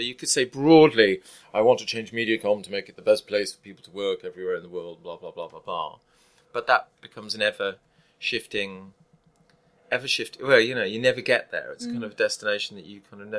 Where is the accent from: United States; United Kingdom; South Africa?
United Kingdom; Leicester, East Midlands; also born or lived in North London; now in London, United Kingdom; I come from Leicester